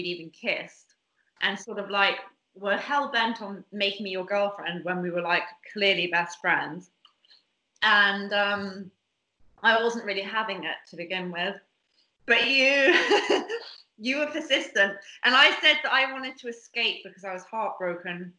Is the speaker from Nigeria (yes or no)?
no; Bermuda; I grew up in Bermuda